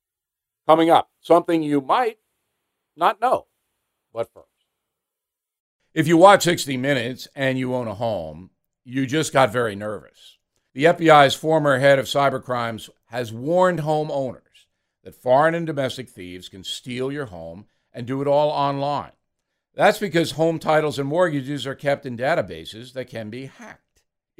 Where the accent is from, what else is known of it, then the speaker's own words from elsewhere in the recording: United States; As an American